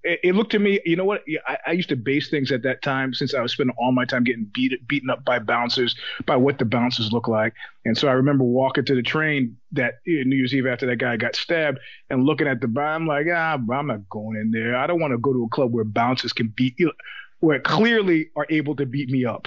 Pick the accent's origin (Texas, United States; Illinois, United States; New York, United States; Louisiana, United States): New York, United States; now in California, United States; as a New Yorker